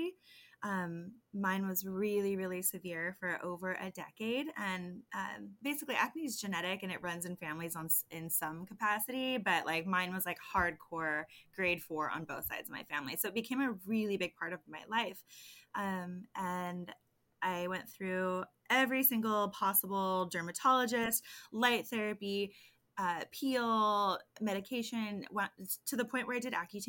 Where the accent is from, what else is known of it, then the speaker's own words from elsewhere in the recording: San Diego, California, United States; the acne guru from San Diego, born and raised